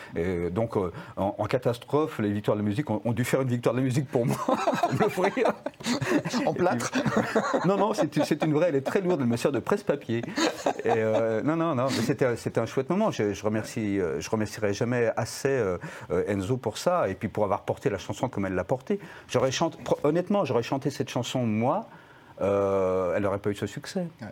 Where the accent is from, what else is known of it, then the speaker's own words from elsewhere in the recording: France; quand on est français